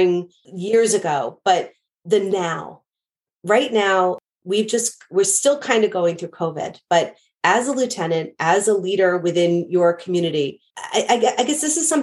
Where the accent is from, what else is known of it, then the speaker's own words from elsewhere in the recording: New York, United States; a New Yorker